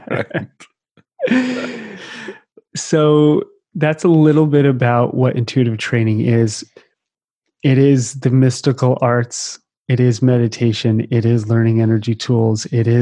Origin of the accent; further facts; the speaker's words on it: East Coast, United States; moved away; I grew up on the East Coast